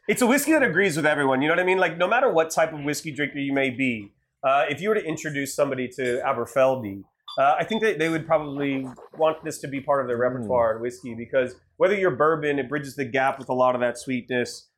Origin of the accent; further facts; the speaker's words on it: Ohio, United States; moved away; I'm from Ohio